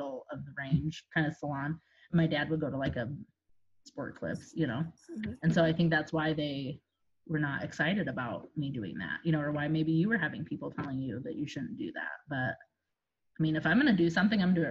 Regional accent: South Bend, Indiana, United States; moved away as an adult; now in Indianapolis, United States; I'm originally from South Bend, Indiana, which is where Notre Dame is

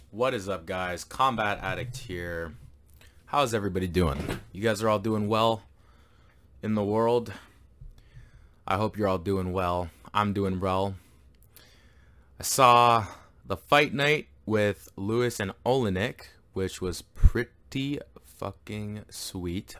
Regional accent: Canada; I am Canadian

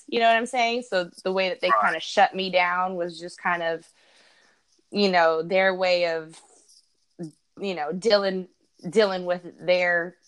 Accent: Santa Cruz, California, United States; moved away as an adult; now in Florida, United States; my hometown, my birth town, Santa Cruz, California.

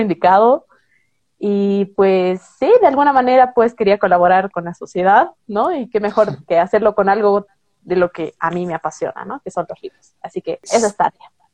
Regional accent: Bolivia; soy una chica boliviana de, 27 años

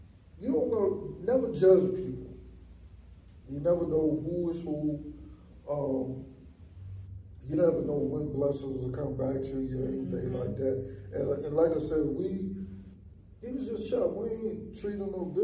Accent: New York City, New York, United States; I come from Van Dyke Housing in Brooklyn

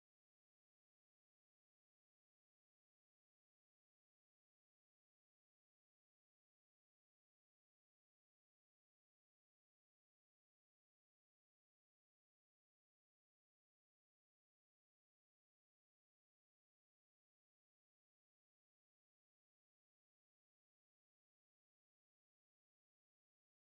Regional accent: Richmond, British Columbia, Canada; born and raised in Richmond, British Columbia

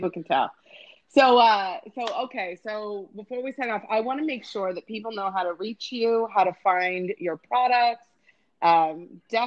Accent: Arizona, United States; also born or lived in Germany; now in Houston, United States; I'm originally from Arizona

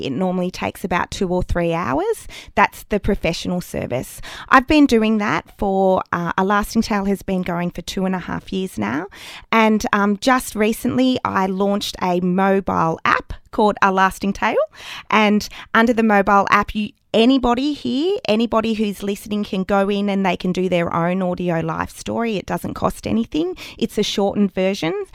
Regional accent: Australia; moved away as an adult; also born or lived in Canberra, Australia / Sydney, Australia / London, United Kingdom; now in Albury, Australia; I'm leaving regional Australia

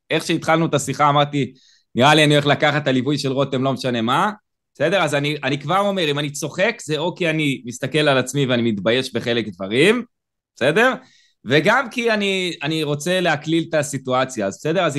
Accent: Israel; אני קיבוצניק, אני מאשים את זה, בסדר?

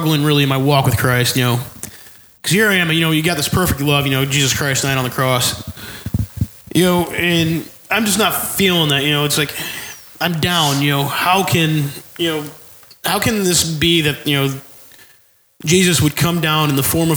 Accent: New York, United States; now in Oklahoma, United States; I grew up in New York

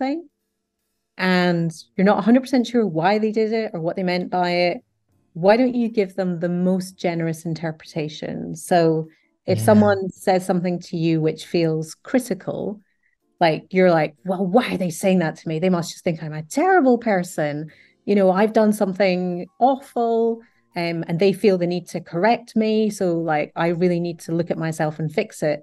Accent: United Kingdom

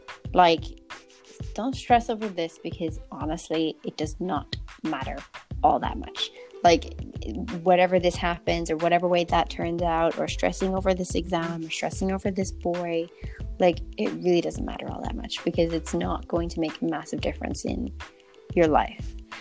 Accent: South Africa; also born or lived in Ireland; So I'm from South Africa, but I'm also from Southern Ireland, so that could work.

